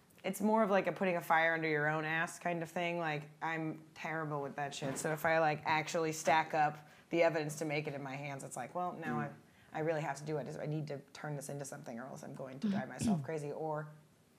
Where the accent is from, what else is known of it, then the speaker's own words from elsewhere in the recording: Midwest, United States; I'm from the Midwest